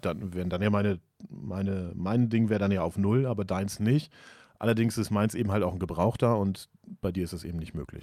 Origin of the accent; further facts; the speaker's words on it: Germany; als Deutscher